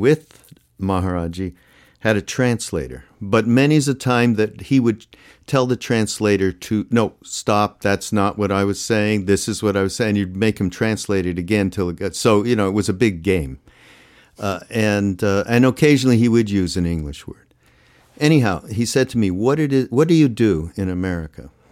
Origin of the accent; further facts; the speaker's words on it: Canada; I'm from Canada